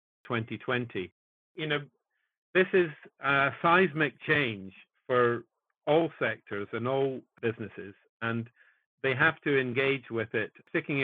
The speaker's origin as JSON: {"language": "English", "town": "Kirkcaldy", "region": "Scotland", "country": "United Kingdom", "tie": "born or raised there", "also_born_or_lived": "Edinburgh", "said": "I was born in Edinburgh and brought up in Fife, in Kirkcaldy in Fife"}